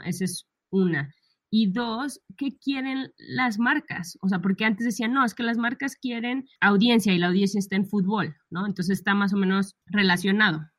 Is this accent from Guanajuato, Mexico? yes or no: yes; León, Guanajuato, Mexico; also born or lived in Monterrey; somos las dos de León